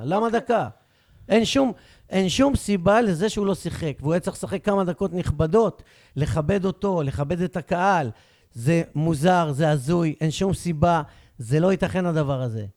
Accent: Beersheba, Southern District, Israel; אני כבאר שבעי, שורשים מבטן ומלידה, פטריוט אמיתי

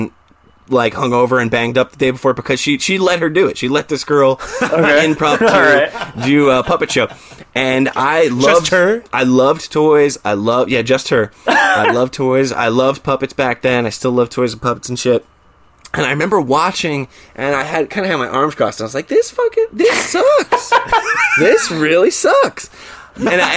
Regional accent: New Jersey, United States; also born or lived in Staten Island, New York City; I grew up in New Jersey, but I was born in New York City, and so Staten Island to be specific

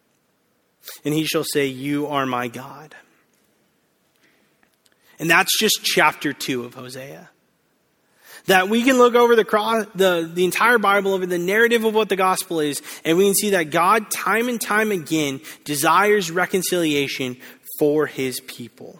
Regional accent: Bakersfield, California, United States; now in Southern California, United States; I didn't grow up in Southern California. I actually grew up in the Central Valley, Bakersfield. And I loved growing up in Bakersfield

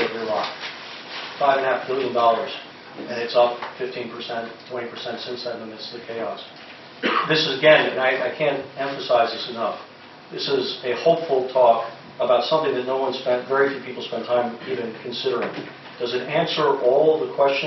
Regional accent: Washington, District of Columbia, United States; I'm from Washington, D.C.

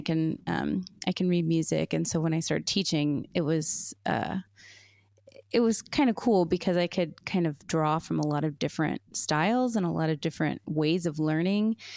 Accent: Seattle, Washington, United States; moved away as an adult; now in Wisconsin, United States; I'm from Washington, and it, you know, it or the Seattle area just doesn't really get that cold.

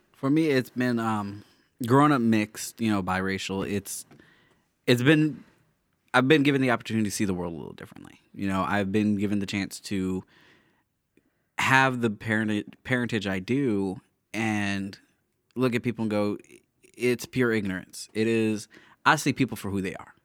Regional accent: small town in Illinois, United States; the town I grew up in. My hometown, Little Itty Bitty Redneck Town, nobody's ever heard

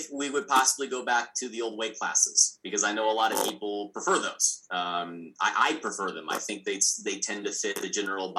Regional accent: Missouri, United States; I'm from Missouri.

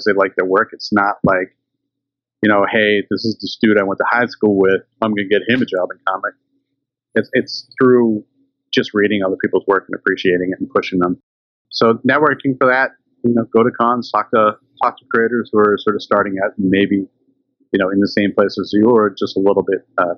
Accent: Canada; now in British Columbia, Canada; being Canadian and growing up in the 80s

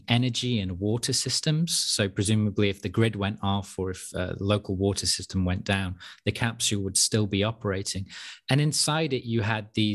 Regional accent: United Kingdom; also born or lived in Europe; I'm British, but I'm also European. So I've grew up in Europe to some extent

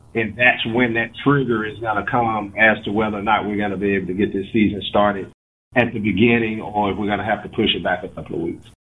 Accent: Mississippi, United States; also born or lived in Gulfport, Mississippi / Sardis, Mississippi; being a young black male growing up in Mississippi in the in the '70s

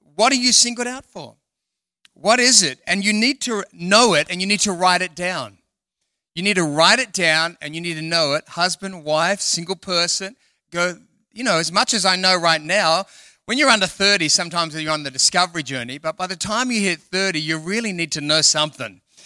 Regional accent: Sydney, New South Wales, Australia; moved away as an adult; also born or lived in London; now in Perth, Australia; I'm from Sydney, and then God moved me to London for six years

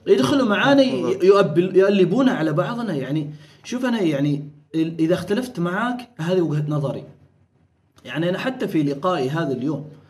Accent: Oman; كنا احنا الوحيدين عمانيين وبحرينيين اللي هم عرب ومسلمين

